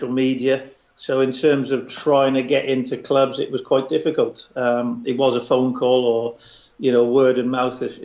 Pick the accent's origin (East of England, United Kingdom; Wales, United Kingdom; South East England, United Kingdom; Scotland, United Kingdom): Wales, United Kingdom; Cardiff; my hometown club